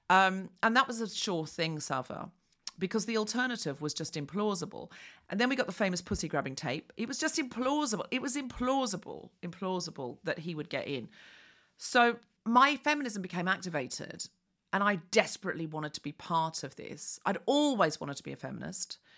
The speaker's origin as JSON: {"language": "English", "town": "Sydney", "region": "New South Wales", "country": "Australia", "said": "I am definitely Sydney."}